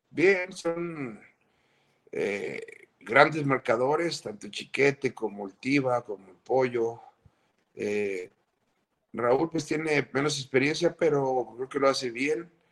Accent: Mexico; somos los mexicanos

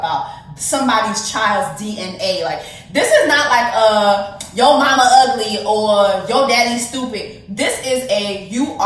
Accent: Miami-Dade County, Florida, United States; I'm from Miami-Dade County

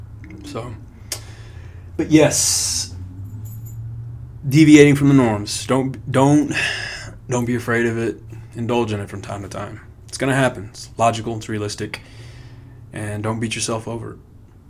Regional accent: Hobbs, New Mexico, United States; Very key in my growing up in Hobbs, New Mexico.

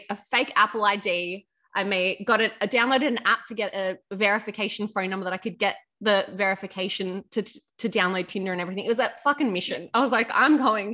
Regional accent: Melbourne, Victoria, Australia; now in Sydney, Australia; I'm from Melbourne.

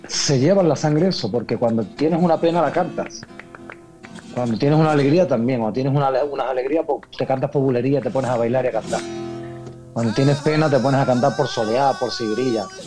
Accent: Ayamonte, Andalusia, Spain; yo soy andaluz, sí, Dayamonte

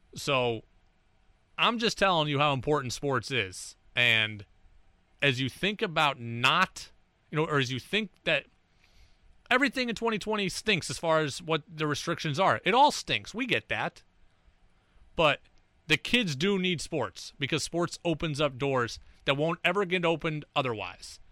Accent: Albany, New York, United States; I grew up in Albany

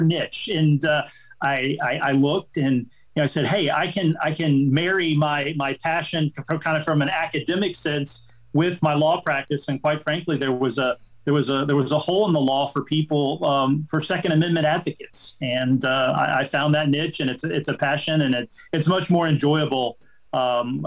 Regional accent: Jacksonville, Florida, United States; also born or lived in Neptune Beach, Florida; I was born in Jacksonville, but when I moved back in 07

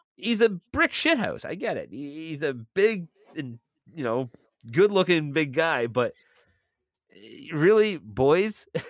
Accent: Milton, Ontario, Canada; moved away as an adult; now in St. Catharines, Canada; my hometown of Milton

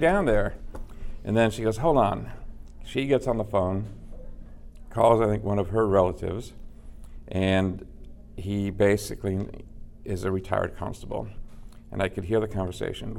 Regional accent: Los Angeles, California, United States; moved away; I am originally from Los Angeles.

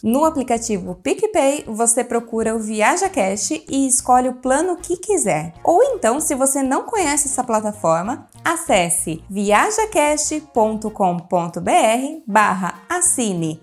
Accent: Brazil; eu sou brasileira

